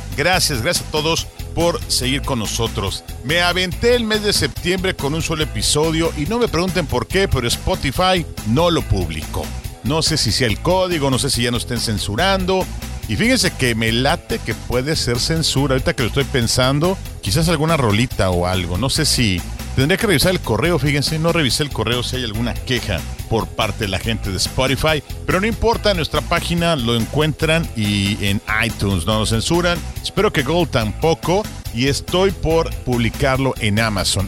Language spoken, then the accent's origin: Spanish; Mexico; en nuestro querido México